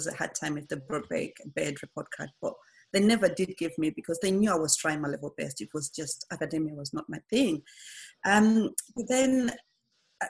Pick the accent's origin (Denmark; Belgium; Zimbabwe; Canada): Zimbabwe; now in United Kingdom; I was born in 1977 in Zimbabwe.